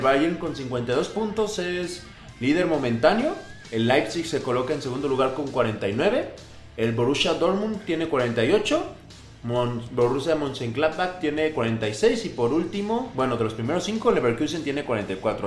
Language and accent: Spanish; Mexico; aquí los mexicanos